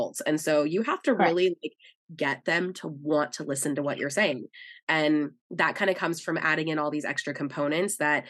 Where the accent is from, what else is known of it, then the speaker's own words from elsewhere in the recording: Minnesota, United States; now in Texas, United States; I grew up in Minnesota as a really young kid